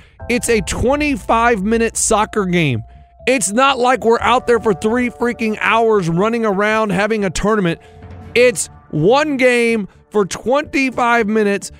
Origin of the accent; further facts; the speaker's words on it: Texas, United States; now in Nashville, United States; When I was a kid, I grew up in Texas.